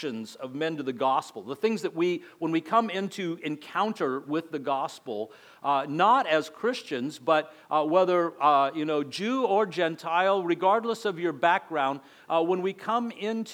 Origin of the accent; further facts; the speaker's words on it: El Paso, Texas, United States; accent: border accent; moved away as an adult; now in Florida, United States; I grew up in El Paso, Texas, so it was more like, you know, a border accent